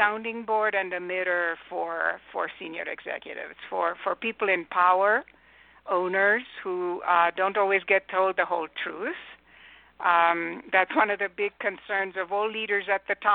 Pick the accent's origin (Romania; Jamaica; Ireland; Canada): Romania; English is a second language; also born or lived in United Kingdom / Germany; now in California, United States; I was not born in the U.S. I grew up in communist Romania